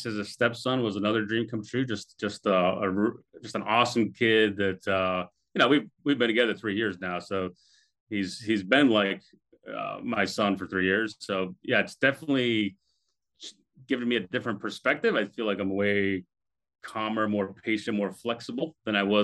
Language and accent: English; Boston, Massachusetts, United States; also born or lived in Europe; we finally settled down in Boston when I was 10 years old and grew up there. I was in high school up there